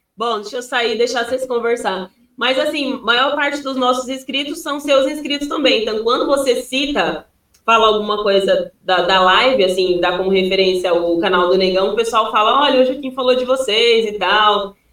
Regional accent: Piauí, Brazil; moved away; Eu sou do Piauí, né? Eu Sim. nasci lá e cresci lá

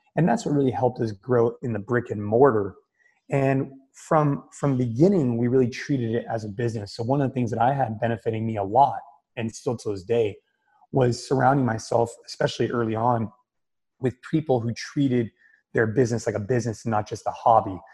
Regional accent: Bay Area, Northern California, United States; NorCal which is where I'm from. I grew up in the Bay Area

